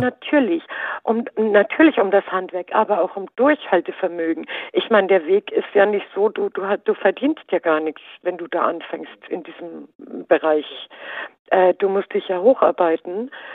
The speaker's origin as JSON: {"language": "German", "region": "Baden-Württemberg", "country": "Germany", "tie": "born or raised there", "said": "also ich bin ja in Baden-Württemberg geboren"}